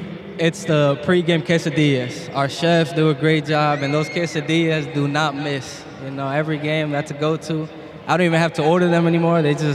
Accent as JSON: {"language": "English", "region": "New England", "country": "United States", "tie": "born or raised there", "said": "because I grew up in New England."}